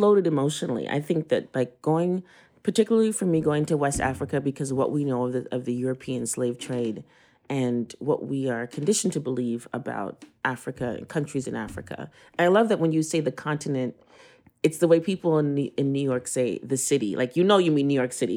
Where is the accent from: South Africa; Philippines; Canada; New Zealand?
Canada; moved away as an adult; now in Brooklyn, United States; I was born in Canada.